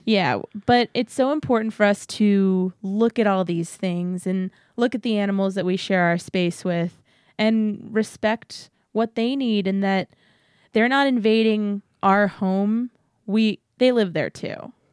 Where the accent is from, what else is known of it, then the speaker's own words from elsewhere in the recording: San Antonio, Texas, United States; growing up in San Antonio